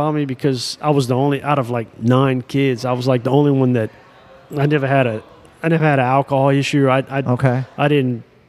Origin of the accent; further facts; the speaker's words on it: Lafayette, Louisiana, United States; moved away as an adult; now in New Orleans, United States; I grew up in Lafayette and came up on more Cajun, Zydeco, and, you know, country music. But I was influenced by black gospel, R&B, and New Orleans music. So I moved here still at a young, I guess I was 21 when I moved here, 22 or something.